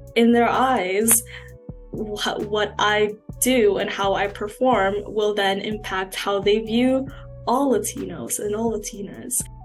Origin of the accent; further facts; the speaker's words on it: Markham, Ontario, Canada; moved away as an adult; now in Kingston, Canada; coming from a place like Markham, where my family lives